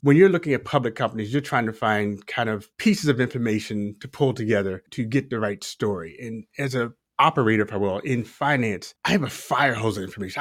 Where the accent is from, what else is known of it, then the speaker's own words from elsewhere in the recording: Baltimore, Maryland, United States; moved away; also born or lived in Texas; I'm a Baltimore native, kind of born and raised in Baltimore, spent some time in Texas